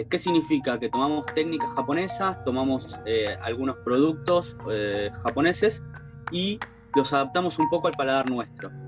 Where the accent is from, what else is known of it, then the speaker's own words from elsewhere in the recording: Argentina; porque obviamente, viste que nosotros estamos acostumbrados como argentinos también a, comer un poco